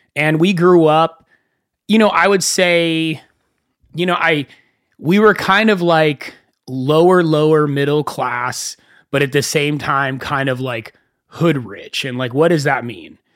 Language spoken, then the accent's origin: English; Thousand Oaks, California, United States; also born or lived in Agoura Hills, California / Wisconsin / West Hollywood, California; I grew up in Thousand Oaks, California